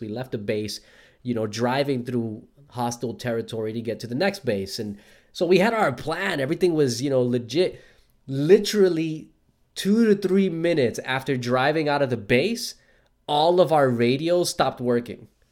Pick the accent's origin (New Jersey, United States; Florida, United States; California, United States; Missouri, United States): New Jersey, United States; Newark; now in Australia; I grew up in Newark, New Jersey, just 20 minutes south of Manhattan